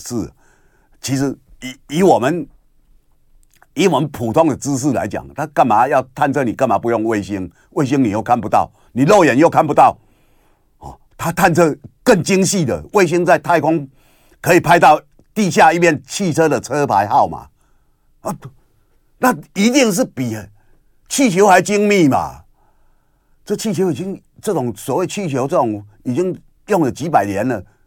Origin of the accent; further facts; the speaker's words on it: Kinmen County, Taiwan; 我是福建金门岛啊。那我们也是从那里来，我祖先也是，我们也是黔州人啊。我们从那里过来